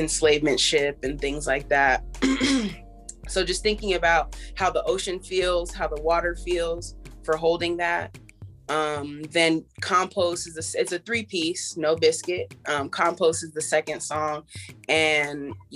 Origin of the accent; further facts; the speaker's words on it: Los Angeles, California, United States; also born or lived in Philadelphia / Joshua Tree, California; now in Philadelphia / Joshua Tree, United States; I'm definitely from Los Angeles, California